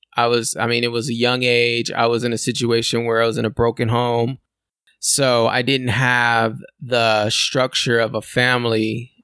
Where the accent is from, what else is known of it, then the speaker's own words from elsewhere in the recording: California, United States; I'm a born and raised in California